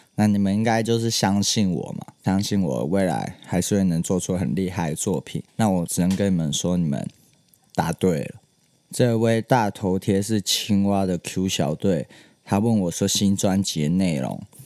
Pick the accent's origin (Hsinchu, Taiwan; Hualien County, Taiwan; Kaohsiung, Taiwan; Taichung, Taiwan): Hsinchu, Taiwan; now in Taipei, Taiwan; 我在我新竹的家里，就是其实我身份证字号是 J 开头，不是新竹人